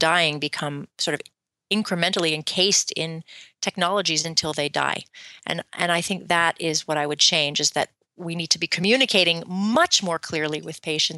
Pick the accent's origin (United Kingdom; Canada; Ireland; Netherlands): Canada; now in United States; I'm from Canada